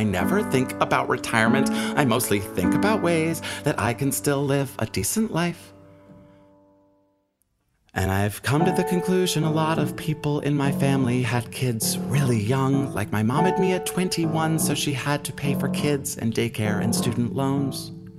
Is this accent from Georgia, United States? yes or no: yes; Atlanta, Georgia, United States; moved away as an adult; now in Colorado Springs, United States; I'm from Atlanta, but after being in Georgia forever, I was like, I need to get out of here.